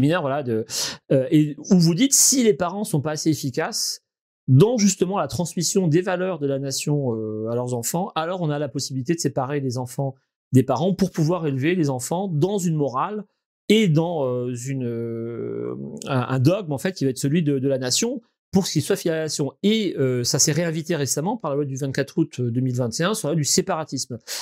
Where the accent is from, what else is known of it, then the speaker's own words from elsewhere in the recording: Verdun, Grand Est, France; j'ai grandi à Verdun, donc un des lieux symboliques de la guerre de, de 14. J'ai grandi au milieu des tombes